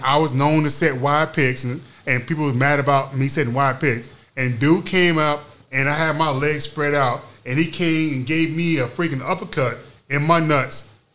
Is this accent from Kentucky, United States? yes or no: no; Oklahoma City, Oklahoma, United States; I'm from Oklahoma City